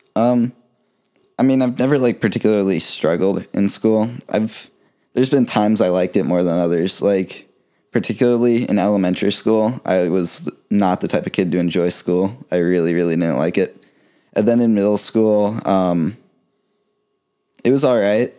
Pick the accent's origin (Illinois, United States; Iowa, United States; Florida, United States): Florida, United States; also born or lived in Ohio / North Carolina; I was born in Ohio, but I moved to Florida when I was about four, so been here most of my life.